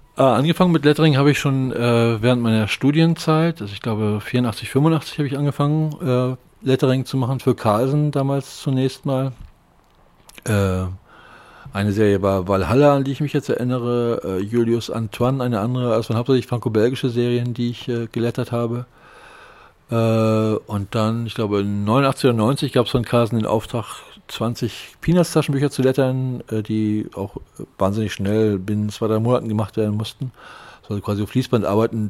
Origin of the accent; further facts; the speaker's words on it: Lübeck, Schleswig-Holstein, Germany; moved away as an adult; also born or lived in Hamburg; Ich bin in Lübeck geboren und äh, Lübeck aufgewachsen